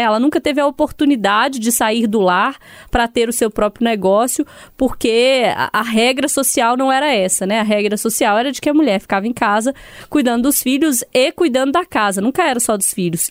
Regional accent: Sete Lagoas, Minas Gerais, Brazil; Eu sou de Sete Lagoas

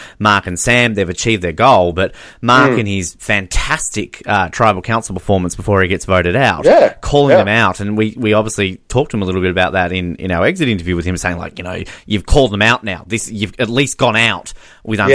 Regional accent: Australia; we're Australian.

